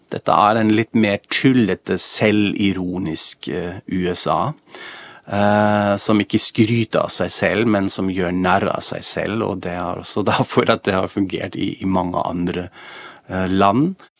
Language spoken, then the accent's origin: Norwegian; Germany; now in Norway; jeg er jo fra Tyskland egentlig